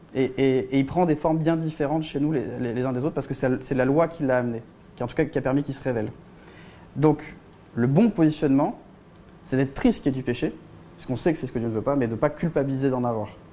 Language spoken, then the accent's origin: French; France; en tant que Français